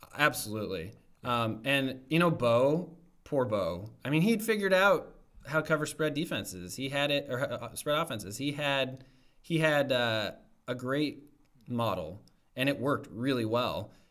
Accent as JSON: {"language": "English", "town": "Omaha", "region": "Nebraska", "country": "United States", "tie": "born or raised there", "said": "I grew up in Omaha"}